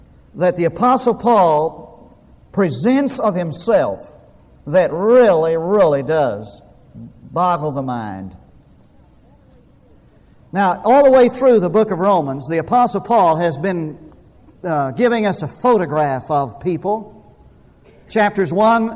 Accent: Munday, Texas, United States; when I was growing up in Mundy, Texas, there wasn't a lot

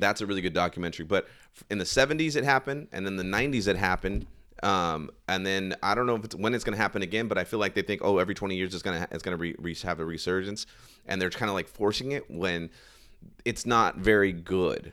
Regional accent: Sacramento, California, United States; over here in my hometown.

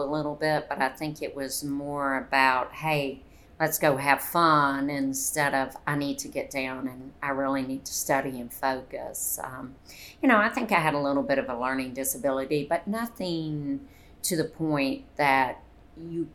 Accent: Conyers, Georgia, United States; I grew up right outside of Atlanta, Conyers, Georgia, which was a very, very, very small town

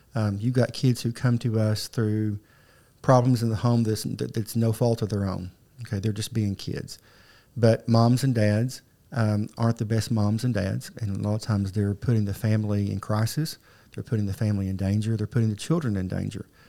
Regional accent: Arkansas, United States; also born or lived in Southeast Missouri / Pocahontas, Arkansas / Paragould, Arkansas; I grew up in and around Northeast Arkansas and Southeast Missouri.

